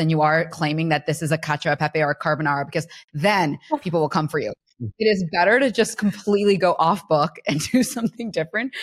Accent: Ohio, United States; I'm from Ohio

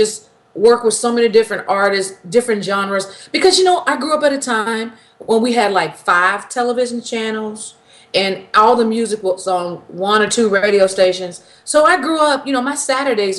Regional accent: Memphis, Tennessee, United States; I'm from Memphis

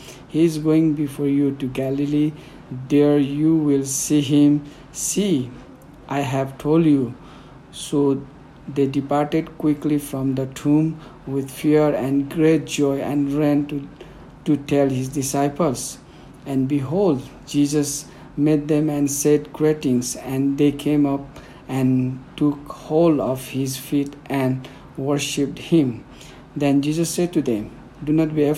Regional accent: Nepal; first language Newari; English is a second language; My mother tongue is Newari. So normally Newari speaks in Kathmandu, the capital of Nepal

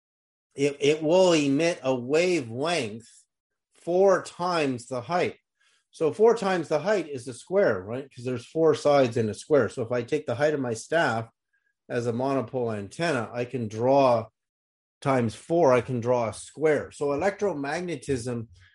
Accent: Berkeley, California, United States; when I was a kid growing up in Berkeley, California

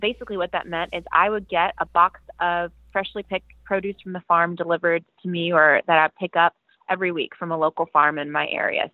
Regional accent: Atlanta, Georgia, United States; also born or lived in Virginia; I grew up in um, the suburbs of Atlanta

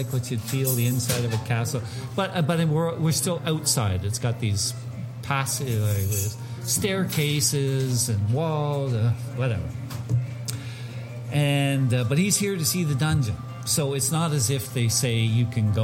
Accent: Canada; I'm from Canada

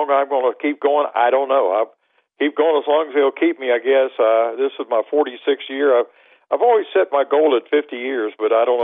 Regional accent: Milton, West Virginia, United States; moved away as an adult; now in Louisiana, United States; I grew up in the Milton area

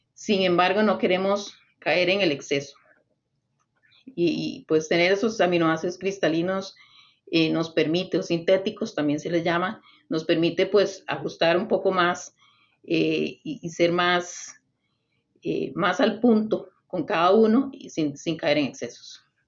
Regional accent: Costa Rica; soy originaria de Costa Rica

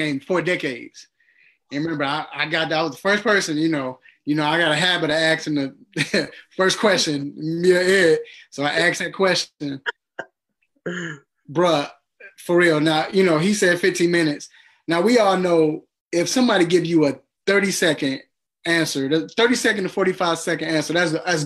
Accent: Chicago, Illinois, United States; I'm from Chicago

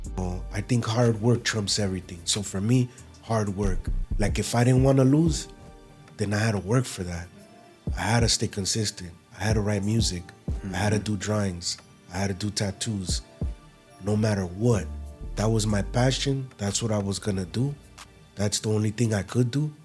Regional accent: Los Angeles, California, United States; Born and raised in West L A.

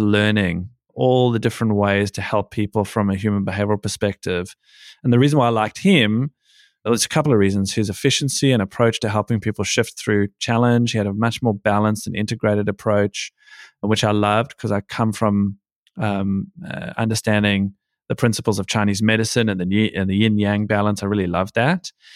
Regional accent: Johannesburg, Gauteng, South Africa; now in Sydney, Australia; So, I live in Sydney, Australia, but I was born in Johannesburg, South Africa. So, I've been in Australia now since the end of ninety-six

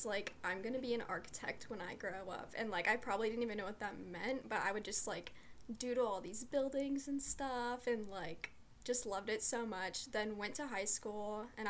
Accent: Columbus, Ohio, United States; I'm from Columbus, Ohio

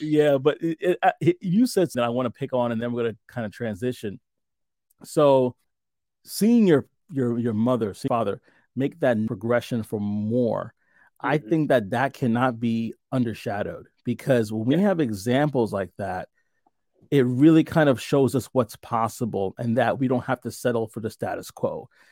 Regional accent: New York City, New York, United States; moved away; I'm from New York, originally from New York City

